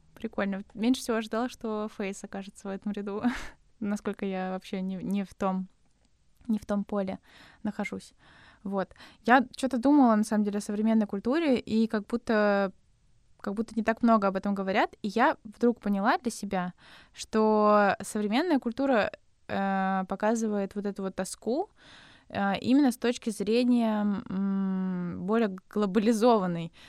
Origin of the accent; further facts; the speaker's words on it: Nizhny Novgorod, Nizhny Novgorod Oblast, Russia; мы с Никитой из Нижнего Новгорода